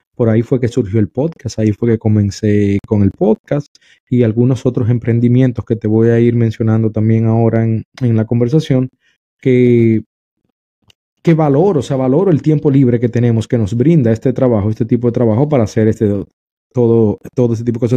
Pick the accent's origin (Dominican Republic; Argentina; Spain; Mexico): Dominican Republic; en mi país, República Dominicana